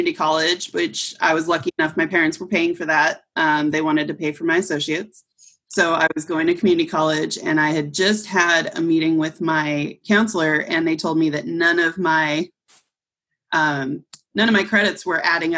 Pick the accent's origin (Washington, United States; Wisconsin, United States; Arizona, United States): Washington, United States; Olympia; also born or lived in Shelton, Washington; I am from Olympia, Washington. I was born in this teeny tiny town just outside Olympia called Shelton. A little logging town. Very few people know about it, but it's still there. Grew up in Olympia.